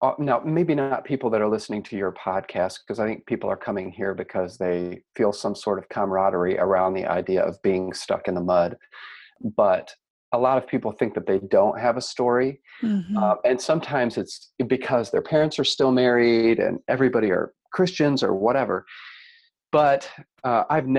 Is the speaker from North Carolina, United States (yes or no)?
no; Cleveland, Ohio, United States; moved away as an adult; now in Carmel, United States; I was raised near Cleveland, Ohio